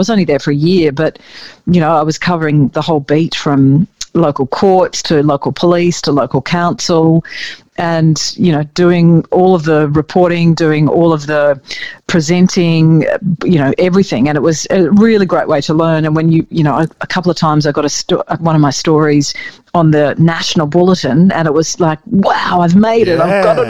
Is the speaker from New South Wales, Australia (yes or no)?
yes; Coffs Harbour, New South Wales, Australia; moved away as an adult; also born or lived in Bathurst / Sydney; I grew up in Coffs Harbour in a regional centre, but it was sort of not a bush setting at all. It was, you know, by the coast, the surfer girl sort of scene.